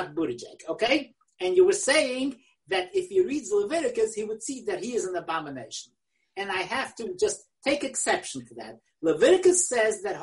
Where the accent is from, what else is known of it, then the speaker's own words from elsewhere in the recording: New York City, New York, United States; English is a second language; I learned English in the Kleisenberg Cheder in Willisburg